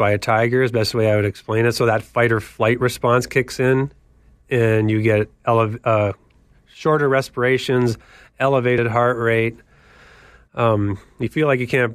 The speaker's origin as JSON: {"language": "English", "town": "Kitchener", "region": "Ontario", "country": "Canada", "tie": "born or raised there", "said": "growing up in Canada playing hockey at Victoria Park down the street and Trillium Public School over where I grew up in Laurentian Hills"}